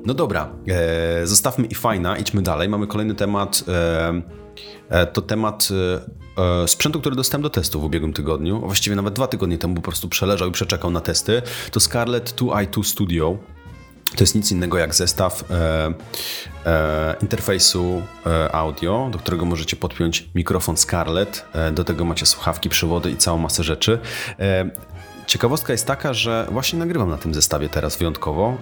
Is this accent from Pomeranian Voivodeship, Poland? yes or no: yes; Tricity, Pomeranian Voivodeship, Poland; jestem z Trójmiasta, teraz właściwie z okolic Trójmiasta